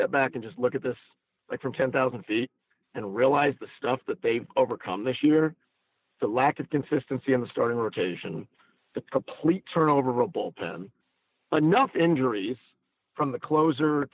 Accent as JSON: {"language": "English", "town": "Atlanta", "region": "Georgia", "country": "United States", "tie": "born or raised there", "said": "my hometown, in my city. Atlanta means a lot to me"}